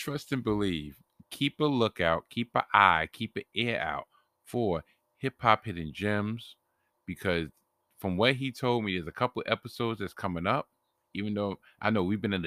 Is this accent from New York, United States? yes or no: yes; New York, United States; as a New Yorker